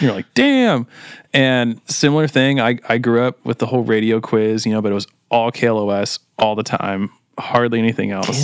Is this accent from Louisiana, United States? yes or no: no; Costa Mesa, California, United States; I was born and raised in Costa Mesa as well